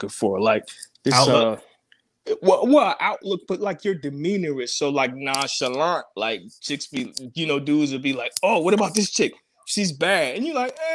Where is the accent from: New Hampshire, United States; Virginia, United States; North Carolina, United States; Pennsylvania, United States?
Virginia, United States; also born or lived in the North (US); Raised in VA.